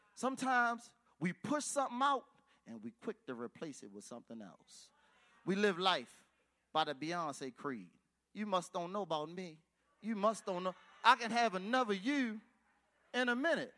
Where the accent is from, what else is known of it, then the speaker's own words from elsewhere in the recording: Baltimore, Maryland, United States; I'm from East Baltimore